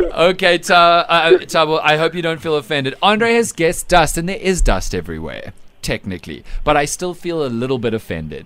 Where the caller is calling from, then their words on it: Port Elizabeth, Eastern Cape, South Africa; I'm calling from Port Elizabeth